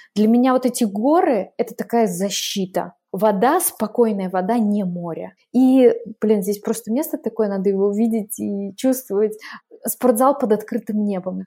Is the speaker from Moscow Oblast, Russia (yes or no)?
no; Glazov, Udmurtia, Russia; moved away as an adult; also born or lived in Moscow, Russia; now in Lake Garda, Italy; я в 2005 так уехала, и э, из Глазова в Москву, а в 2015 из Москвы вот сюда, на Гар